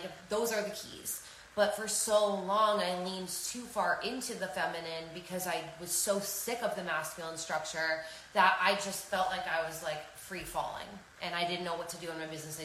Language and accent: English; New York, United States; I'm a New Yorker